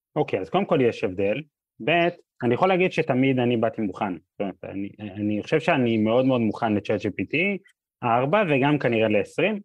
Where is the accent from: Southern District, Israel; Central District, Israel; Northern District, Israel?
Central District, Israel; Or Yehuda; אני גדלתי ב, בפריפריה, באור יהודה, עיר מאוד מאוד נחמדה